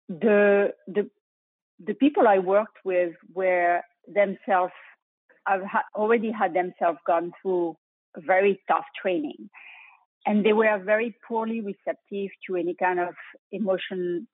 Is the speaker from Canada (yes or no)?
no; France; accent: French; English is a second language; moved away as an adult; also born or lived in Europe / Bronx, New York; now in Houston, United States; my French accent, I graduated in Europe